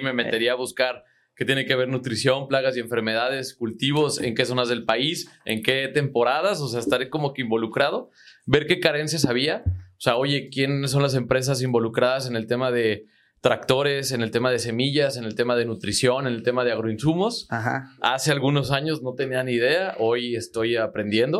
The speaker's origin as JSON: {"language": "Spanish", "town": "Zitácuaro", "region": "Michoacán", "country": "Mexico", "said": "Yo soy de Zitácuaro, Michoacán"}